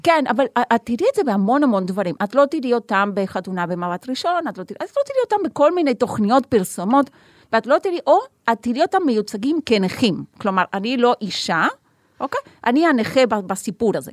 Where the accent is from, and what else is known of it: Argentina; now in Haifa, Israel